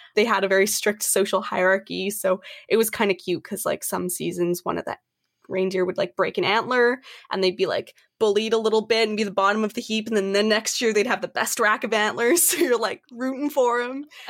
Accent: Canada; I am from Canada

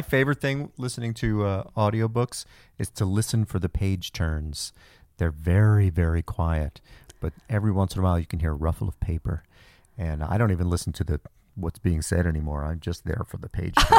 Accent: New Jersey, United States; moved away as an adult; also born or lived in upstate New York; now in California, United States; I grew up in New Jersey

